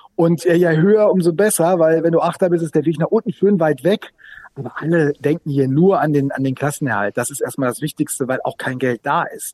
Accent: Sauerland, North Rhine-Westphalia, Germany; now in Bremen, Germany; Ich bin auch zugereist. Ich bin zugereister Sauerländer

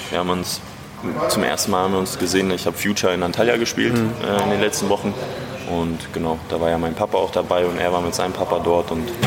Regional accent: Ukraine; now in Berlin, Germany; ich ja auch gebürtig aus der Ukraine komme

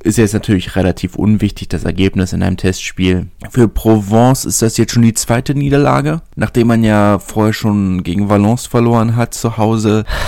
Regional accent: Berlin, Germany; als Berliner

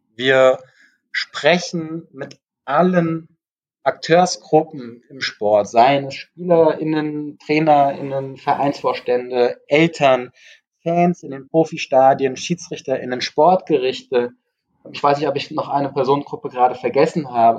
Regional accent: Frankfurt, Hesse, Germany; ich komme auch aus Frankfurt, wir leben hier in einer großen Multikulti-Stadt

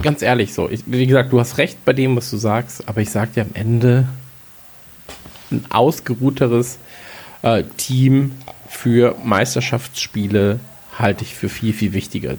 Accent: North Rhine-Westphalia, Germany; born or raised there; now in Bavaria, Germany

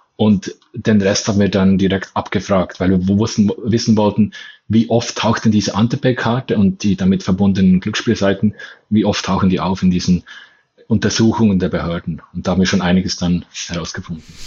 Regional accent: Bern, Switzerland

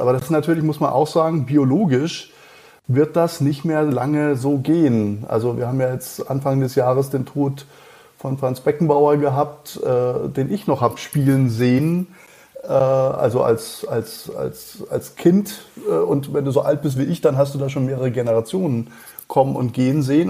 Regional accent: Schliengen, Baden-Württemberg, Germany; accent: Alemannic; also born or lived in Mannheim / Cologne; now in Munich, Germany; ich bin in, äh, Schlingen, äh, aufgewachsen

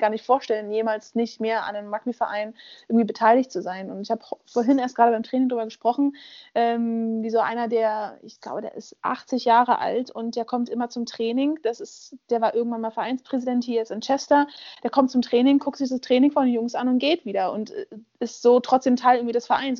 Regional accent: Berlin, Germany; moved away; Ich bin in Berlin aufgewachsen, da funktioniert die BVG

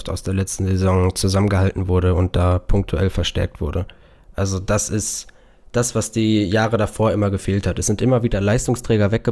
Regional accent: Bochum, North Rhine-Westphalia, Germany; also ich, als Bochumer guckt man natürlich mit einer Fanbrille drauf

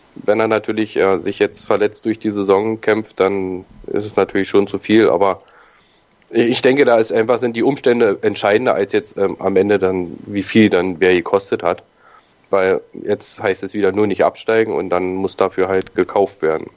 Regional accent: Berlin, Germany; ich komme ja aus Berlin

